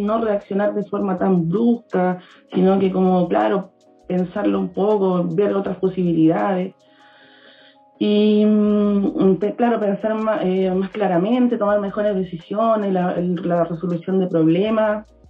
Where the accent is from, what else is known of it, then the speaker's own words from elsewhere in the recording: Iquique, Tarapacá, Chile; moved away as an adult; now in Viña del Mar, Chile; vivo en Viña, pero soy de Iquique. Me vine a vivir a Viña hace poquito tiempo